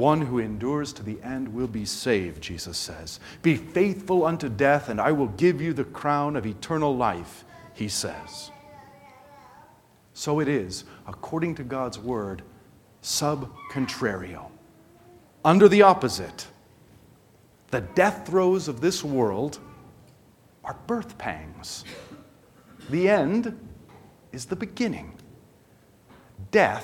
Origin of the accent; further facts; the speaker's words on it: United States; as an American church